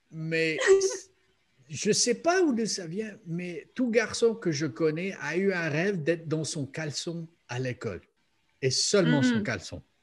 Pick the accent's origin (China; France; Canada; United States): United States; je venais des États-Unis très conservatifs